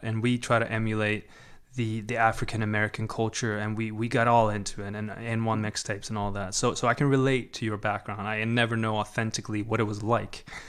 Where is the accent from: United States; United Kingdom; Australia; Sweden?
Sweden; born or raised there; moved away